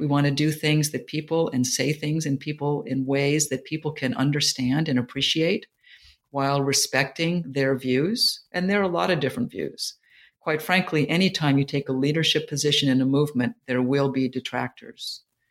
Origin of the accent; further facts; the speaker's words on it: California, United States; And I just ended up with them because I was from Silicon Valley and I was from Stanford.